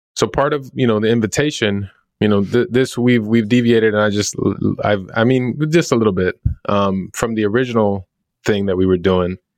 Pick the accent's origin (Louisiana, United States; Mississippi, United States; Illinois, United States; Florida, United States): Illinois, United States; Chicago; growing up in Chicago